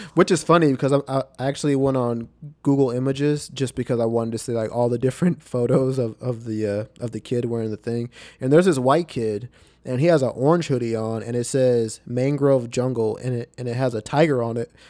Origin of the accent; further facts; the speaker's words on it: Texas, United States; I'm from Texas where, like, where racism exists.